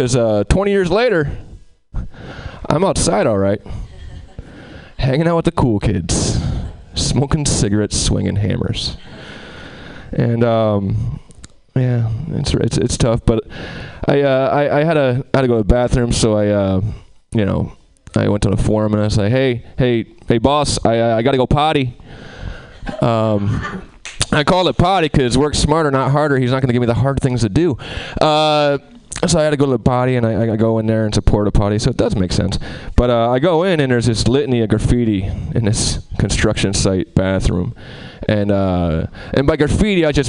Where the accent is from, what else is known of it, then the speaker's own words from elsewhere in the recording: Albany, New York, United States; I'm from Albany, the capital